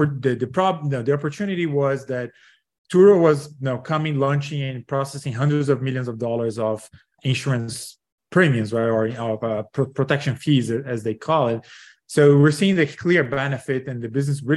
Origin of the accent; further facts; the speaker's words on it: Brazil; moved away; I'm originally from Brazil, graduated from business school